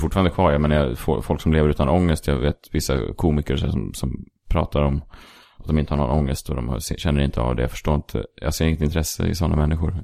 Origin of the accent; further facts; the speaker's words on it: Stockholm, Stockholm County, Sweden; now in Stockholm, Sweden; jag är uppvuxen på eh, Sankt Eriksplan